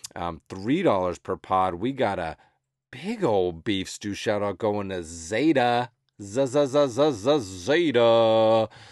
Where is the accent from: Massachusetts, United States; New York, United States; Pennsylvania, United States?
Massachusetts, United States; moved away as an adult; also born or lived in Los Angeles; growing up on the East Coast and in rural New England most of my life